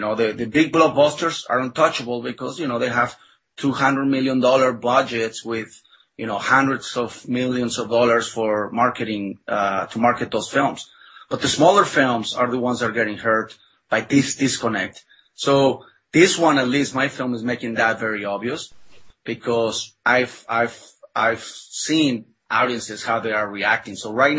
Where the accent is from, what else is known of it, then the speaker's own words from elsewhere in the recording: Mexico; English is a second language; you know, I was born and raised in Mexico, and I was not very familiar with the illustrations of Norman Rockwell.